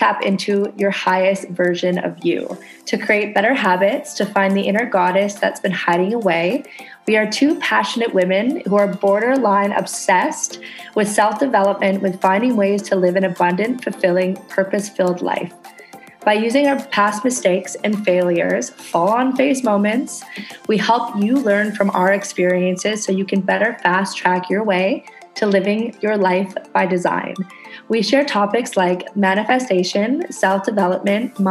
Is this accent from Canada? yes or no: yes; Canada; now in Indonesia